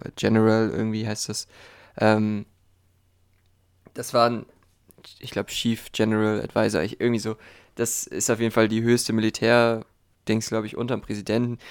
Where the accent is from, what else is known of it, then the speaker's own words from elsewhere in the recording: Germany; bei uns in Deutschland